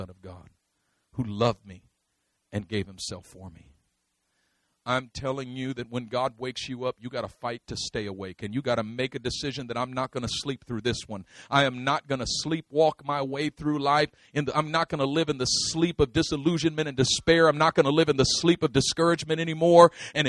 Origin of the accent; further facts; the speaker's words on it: Oakland, California, United States; I am from East Oakland, but I'm not of it. I grew up in it, but not of it